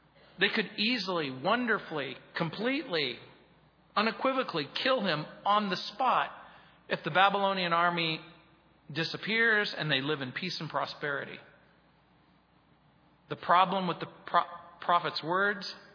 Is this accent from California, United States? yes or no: yes; Mojave Desert, Southern California, United States; I grew up in Southern California in the Mojave Desert, where you didn't have a sewage system.